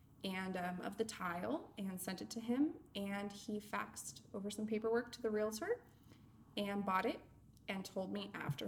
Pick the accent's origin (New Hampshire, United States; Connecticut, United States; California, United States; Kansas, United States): California, United States; Bay Area; moved away as an adult; also born or lived in Los Angeles, California; now in Florida, United States; I am originally from California. Born in LA and raised in the Bay Area. And when I was 19, I moved to Florida after my dad bought a house without looking at it.